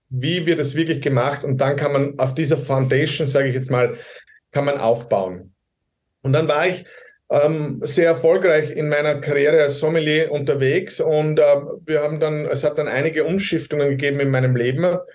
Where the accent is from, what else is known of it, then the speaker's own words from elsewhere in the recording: Styria, Austria; Also ich äh, bin aufgewachsen, geboren in der Steiermark und äh, mein Vater wollte unbedingt, dass ich Automechaniker werde bei Volkswagen.